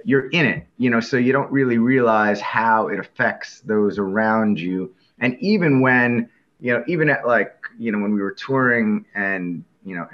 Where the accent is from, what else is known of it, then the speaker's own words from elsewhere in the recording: Northern New Jersey, United States; moved away as an adult; also born or lived in Selinsgrove, Pennsylvania; I grew up in Northern New Jersey